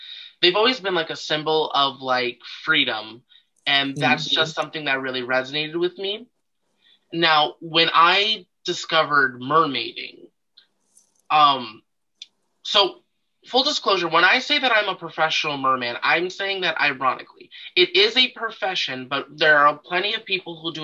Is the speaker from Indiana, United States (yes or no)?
no; New York City, New York, United States; Astoria, I was born and raised in Queens, Astoria. This is my home